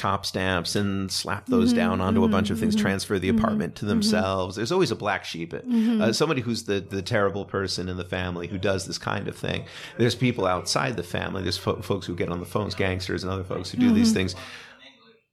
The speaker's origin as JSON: {"language": "English", "country": "United States", "said": "I'm not saying that as an American"}